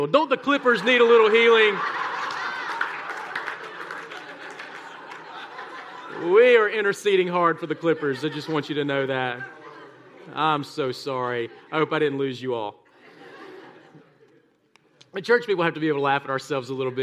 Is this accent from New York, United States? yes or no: no; South Mississippi, United States; now in Birmingham, United States; I was raised in South Mississippi, tiny small town